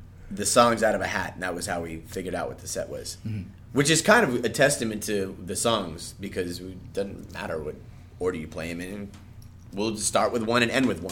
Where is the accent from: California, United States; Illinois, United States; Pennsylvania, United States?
California, United States; Anaheim; it's in Anaheim, it's my hometown, it's within walking distance